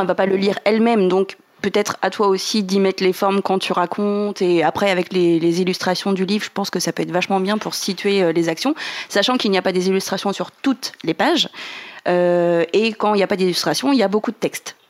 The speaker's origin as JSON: {"language": "French", "region": "Normandy", "country": "France", "said": "nous qui sommes normands"}